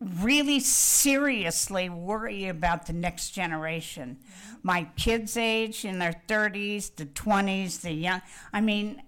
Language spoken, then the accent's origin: English; Wichita, Kansas, United States; I'm from Wichita, Kansas, and I grew up with the Koch brothers